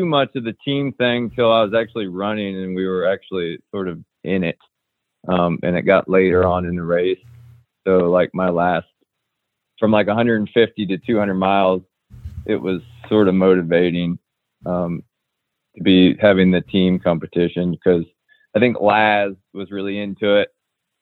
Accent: Ohio, United States; we're all three from Ohio

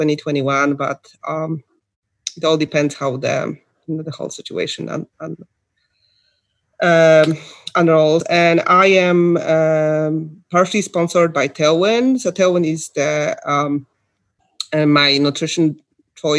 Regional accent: Ohio, United States; I'm from Ohio

